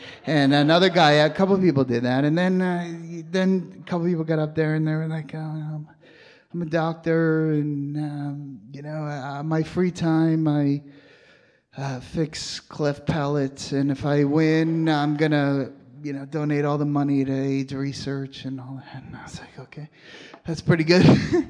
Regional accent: New York, United States; moved away; I'm from New York

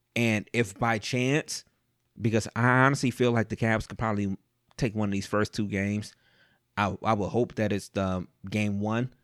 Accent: Cleveland, Ohio, United States; I was born and raised, I'm, I'm from Cleveland

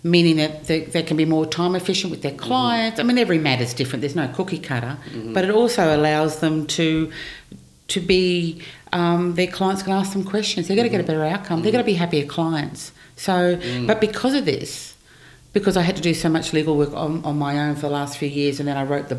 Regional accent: Brisbane, Queensland, Australia; also born or lived in New York; I was born in Brisbane. Okay. I've lived in Brisbane all my life, actually.

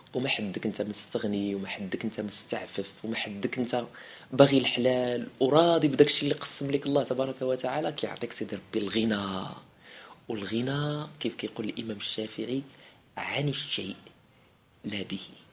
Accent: Morocco; عندنا في المغرب

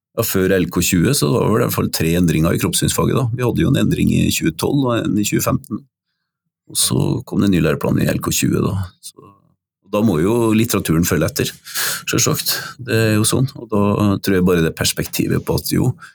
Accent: Røros, Trøndelag, Norway; en lærer som jeg hadde på Røros, der jeg vokste opp

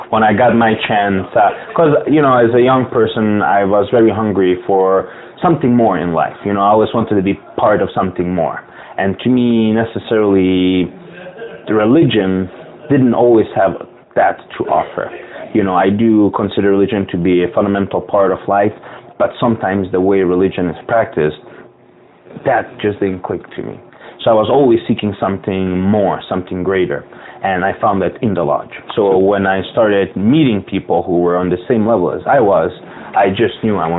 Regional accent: Bosnia & Herzegovina; also born or lived in West Europe; now in United States; Well, one thing that really got to my liking is, now, I grew up throughout West Europe. I'm originally from Bosnia. And unfortunately, due to the war, I was ethnically cleansed.

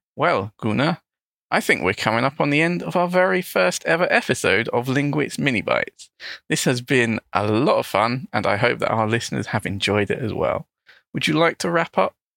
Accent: London, United Kingdom; first language English; I'm also an English teacher from London in the United Kingdom.

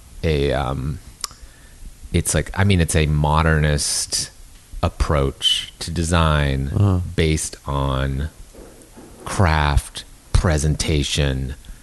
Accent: Canada; now in Los Angeles, United States; as being distant from California, growing up in Canada

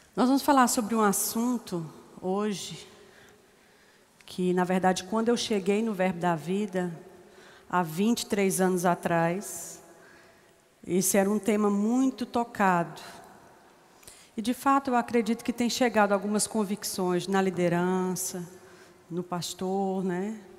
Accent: Minas Gerais, Brazil; also born or lived in Ceará; Eu tinha, acho que nove anos, e nós morávamos em Minas, porque eles são cearenses, e eles se mudaram para Minas, porque a Fiat abriu em Minas, meu pai foi para lá, depois ele mandou buscar minha mãe. Eu ainda nasci no Ceará

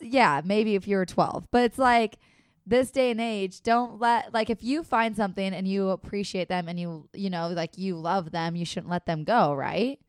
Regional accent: Minnesota and Wisconsin, Upper Midwest, United States; accent: Minnesota/Wisconsin; That is how we talk in Minnesota and Wisconsin.

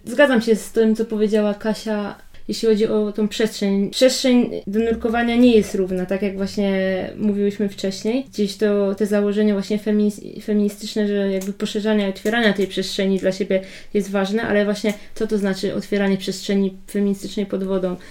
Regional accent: Poland; My jesteśmy jakby z Polski

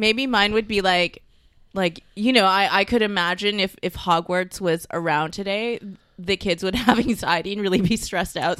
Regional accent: Mississauga, Ontario, Canada; also born or lived in Vancouver / Toronto; I'm from Mississauga

